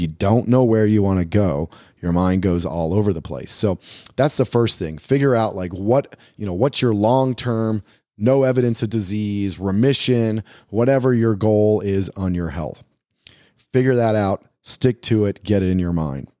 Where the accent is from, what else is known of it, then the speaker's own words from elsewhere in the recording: United States; also born or lived in Brazil; as an American gringo